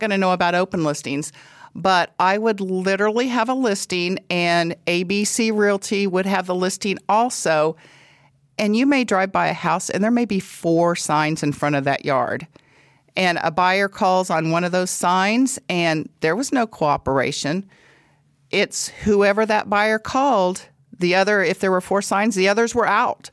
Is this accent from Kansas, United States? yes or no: yes; Paola, Kansas, United States; I'm from Paola, Kansas, have lived there all my life, went to school in Paola, Kansas